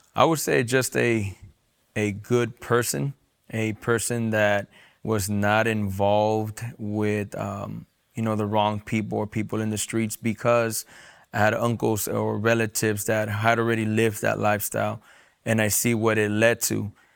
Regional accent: San Diego, California, United States; I was born and raised in San Diego, California

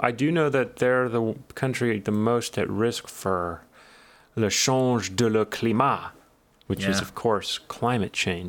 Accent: United States; me, an American from an undeveloped country

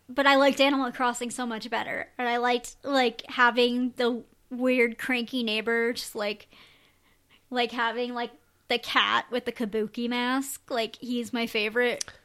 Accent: Rhode Island, United States; also born or lived in Connecticut; I grew up in Rhode Island

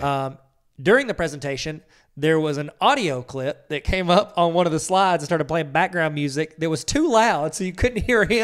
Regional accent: Ohio, United States; I'm from Ohio

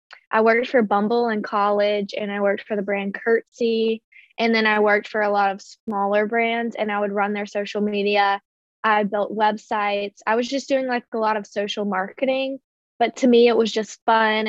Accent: Jackson, Mississippi, United States; moved away as an adult; now in New York, United States; I'm originally from Jackson, Mississippi, and I went to Ole Miss.

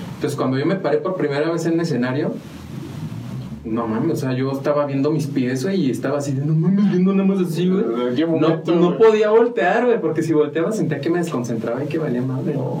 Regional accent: San Juan del Río, Querétaro, Mexico; also born or lived in Mexico City / Purépero, Michoacán / Amealco / Galindo; nací en la Ciudad de México, pero estoy registrado en Purépero, Michoacán, porque de allá es mi familia. Entonces, algo falló en el plan y terminamos aquí en San Juan

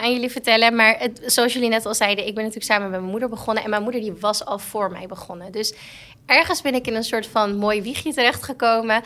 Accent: Purmerend, North Holland, Netherlands; Wij komen uit Permanent.

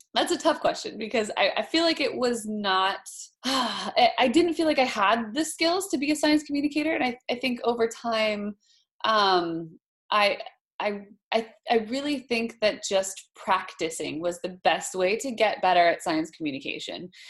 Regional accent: Hawaii, United States; moved away; also born or lived in Boston; I grew up in Hawaii

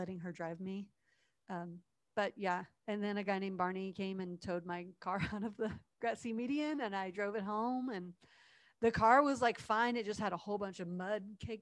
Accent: Ohio, United States; moved away as an adult; also born or lived in Tennessee; I was coming from Tennessee to Ohio, home for the summer after school

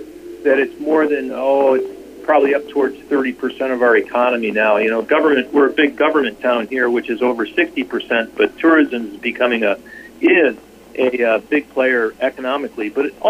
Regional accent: Juneau, Alaska, United States; I'm from Juneau. I'm a long-term resident of Juneau

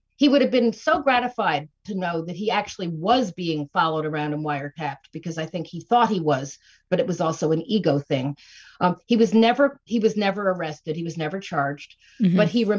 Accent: New York City, New York, United States; in my childhood, growing up in New York City, in the suburb that is Forest Hills Gardens

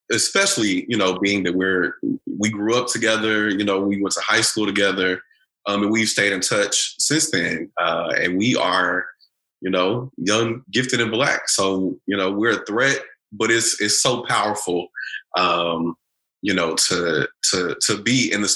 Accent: Bryan, Texas, United States; moved away as an adult; also born or lived in Louisville, Kentucky; now in Cincinnati, United States; I'm originally from Bryan, Texas, right next to College Station, Texas

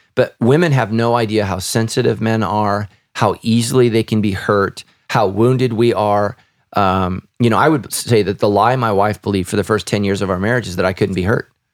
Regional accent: Sacramento, California, United States; we grew up right near the Sacramento River and the American River

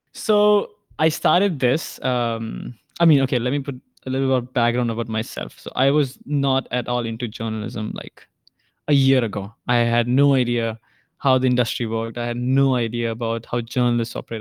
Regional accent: India; now in Hong Kong; I'm Indian.

